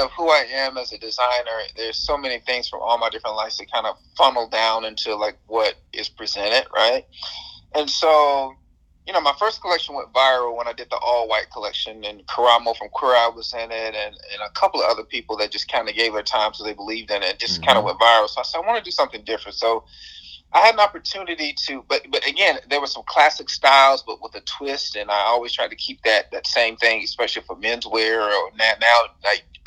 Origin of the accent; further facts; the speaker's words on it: Atlanta, Georgia, United States; I'm from Atlanta and I have this southern charm